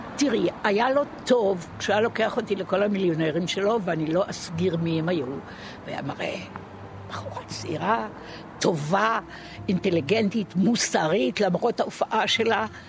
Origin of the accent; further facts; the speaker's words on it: Binyamina, Haifa District, Israel; אני נולדתי בבנימינה